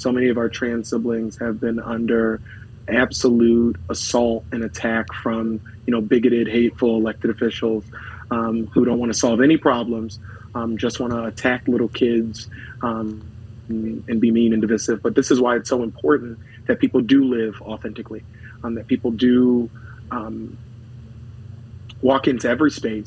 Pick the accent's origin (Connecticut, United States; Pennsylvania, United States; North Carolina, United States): Pennsylvania, United States; Philadelphia; third generation to North Philadelphia. Really, grateful now as a state representative to be able to represent the neighborhood that I was born and raised